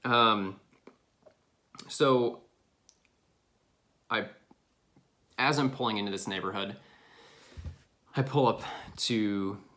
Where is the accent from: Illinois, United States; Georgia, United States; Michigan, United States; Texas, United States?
Illinois, United States; moved away; I'm from Illinois.